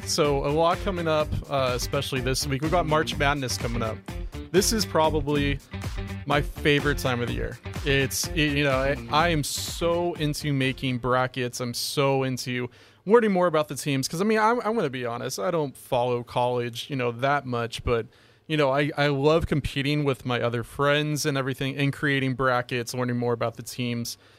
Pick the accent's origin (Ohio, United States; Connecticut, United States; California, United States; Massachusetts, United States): California, United States; Los Angeles; moved away as an adult; also born or lived in Oregon; now in Hawaii, United States; I'm originally from Los Angeles, uh, and I, you know, played high school football, of course, over there